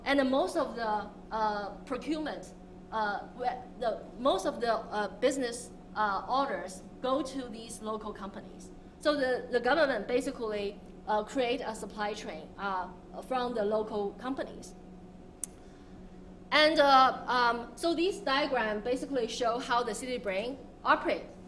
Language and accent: English; Hangzhou, Zhejiang, China; I'm from Hangzhou, and anyone who visited Hangzhou knows that it's a city that hosts Alibaba